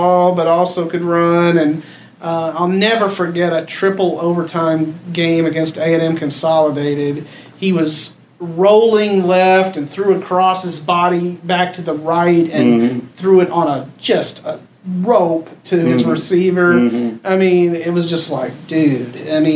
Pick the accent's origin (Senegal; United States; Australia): United States; Brenham, Texas; I was in Brenham, my hometown